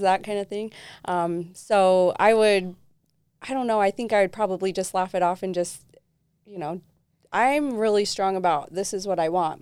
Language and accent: English; Southern Utah, United States; I was raised predominantly in Southern Utah most of my life.